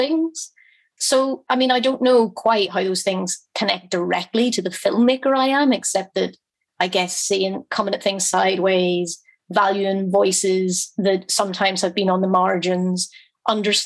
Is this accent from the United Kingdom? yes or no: yes; Belfast, Northern Ireland, United Kingdom; I grew up in a very working class family in Belfast